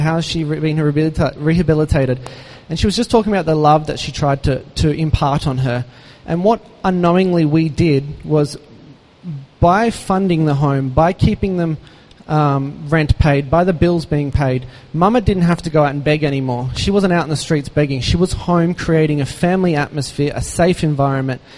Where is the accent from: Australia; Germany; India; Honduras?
Australia; moved away; an Aussie growing up with uh, one brother, one sister, mum and dad